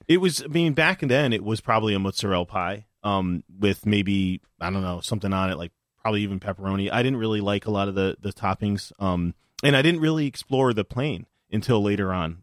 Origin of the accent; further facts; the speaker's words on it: New Haven, Connecticut, United States; I grew up in New Haven